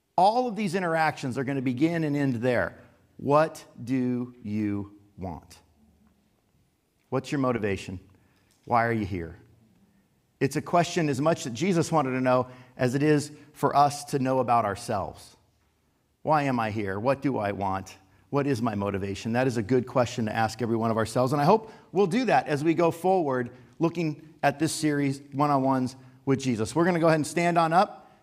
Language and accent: English; Los Angeles, California, United States; I grew up in the San Fernando Valley